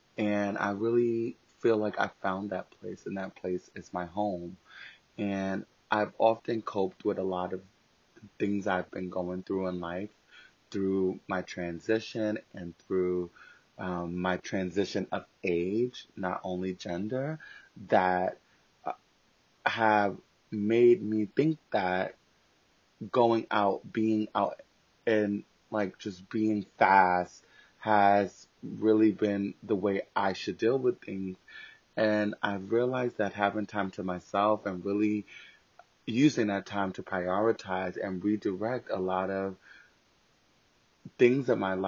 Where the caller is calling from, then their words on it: New York City, New York, United States; I am calling from New York City, living and existing during the COVID-19 pandemic